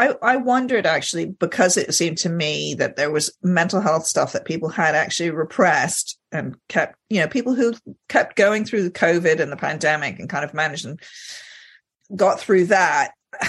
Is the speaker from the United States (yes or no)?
no; Egypt; I grew up in Egypt, and he did the occasional like really tiny speaking part in Egyptian movies.